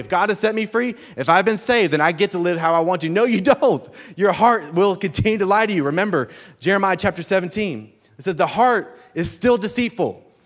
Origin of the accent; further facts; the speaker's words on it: Birmingham, Alabama, United States; I come from Birmingham, Alabama